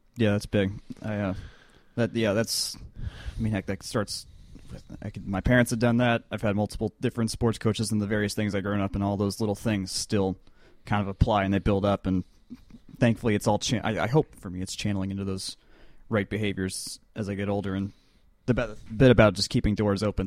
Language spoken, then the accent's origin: English; Avondale Estates, Georgia, United States; Atlanta, or not, well, Atlanta, Avondale Estates